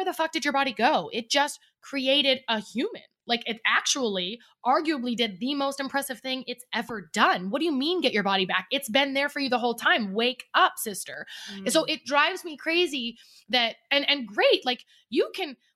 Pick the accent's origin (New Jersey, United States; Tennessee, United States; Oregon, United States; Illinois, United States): Oregon, United States; now in Arizona, United States; I'm from Oregon. We're both from Oregon.